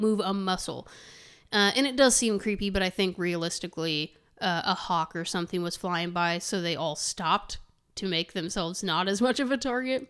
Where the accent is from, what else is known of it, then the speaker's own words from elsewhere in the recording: Terre Haute, Indiana, United States; We said Terre Haute.